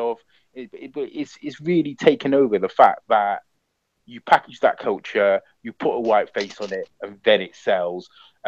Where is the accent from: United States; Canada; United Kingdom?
United Kingdom; we are British, you know, we are black British, but also we have this African or Caribbean, you know, heritage a lot of the time.